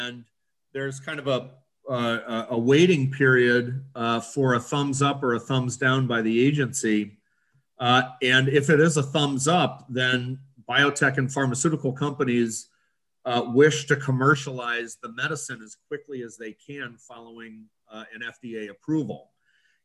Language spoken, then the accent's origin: English; Lake Forest, Illinois, United States; also born or lived in Highland Park, Illinois; I originally was born in Highland Park Hospital, grew up in Lake Forest.